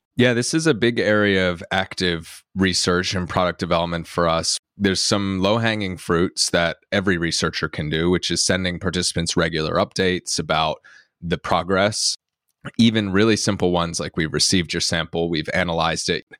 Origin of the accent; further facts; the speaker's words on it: North Carolina, United States; moved away as an adult; now in Cambridge, United Kingdom; I'm from North Carolina in the U S, but I moved over to Cambridge, uh, in the U K about almost ten years ago now to do my P H D